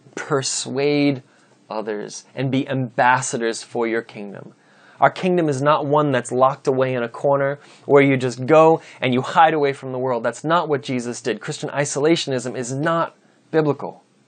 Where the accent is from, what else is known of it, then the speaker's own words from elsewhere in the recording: United States; I'm an American citizen